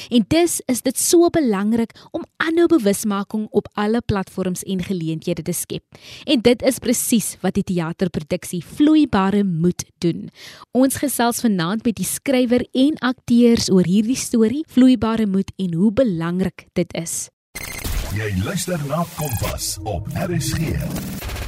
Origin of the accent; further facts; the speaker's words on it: Kraaifontein, Western Cape, South Africa; ek is ook toevallig van Kraaifontein